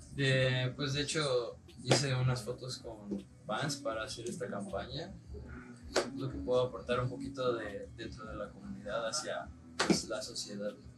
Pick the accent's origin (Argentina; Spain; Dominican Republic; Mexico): Mexico; now in Mexico City, Mexico; somos mexicanos